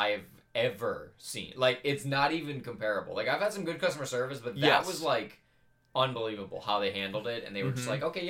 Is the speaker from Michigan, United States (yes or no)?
yes; Detroit, Michigan, United States; moved away; I'm from Detroit